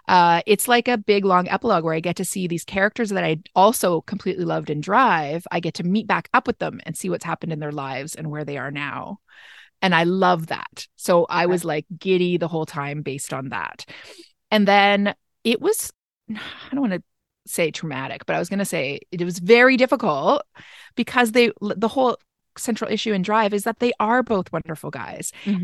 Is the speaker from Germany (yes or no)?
no; Canada; And I'm Canadian.